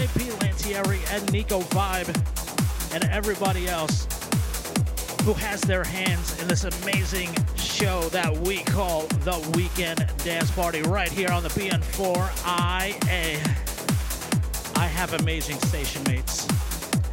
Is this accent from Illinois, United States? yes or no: no; New York, United States; my hometown, New York, New York